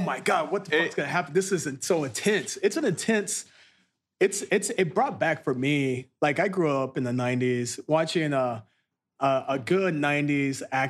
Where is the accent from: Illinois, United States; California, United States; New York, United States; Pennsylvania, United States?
Illinois, United States; Chicago; I'm from Chicago